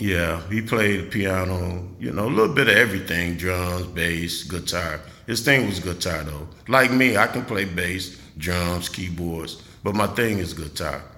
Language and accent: English; Chicago, Illinois, United States; moved away as an adult; also born or lived in Minnesota; now in Jackson, United States; I was born and raised in Chicago.